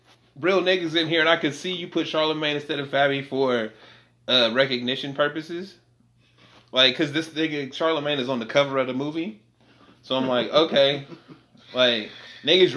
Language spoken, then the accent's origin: English; California, United States; I'm from California, nigga. I live by Oakland